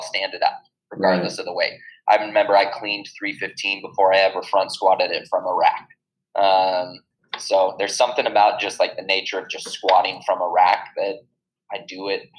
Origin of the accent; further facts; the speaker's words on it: California, United States; 20 miles off of Malibu, and so being in the water, I was comfortable with.